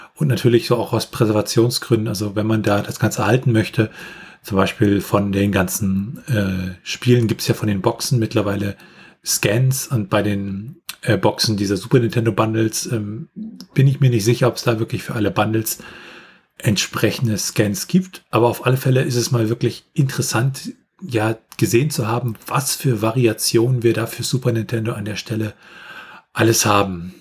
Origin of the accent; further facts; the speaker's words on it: Germany; bei uns in Deutschland